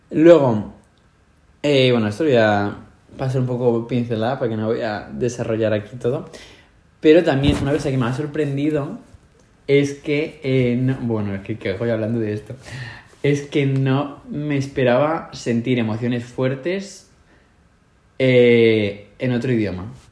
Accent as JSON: {"language": "Spanish", "country": "Spain", "lives_now": "Sweden", "said": "aquí todo el mundo maneja unas cantidades, los únicos que miramos el dinero de las cosas somos los españoles."}